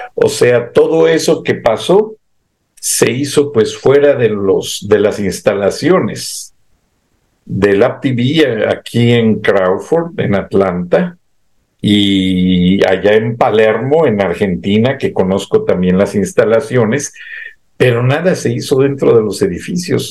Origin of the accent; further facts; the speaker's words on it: Mexico; Somos mexicanos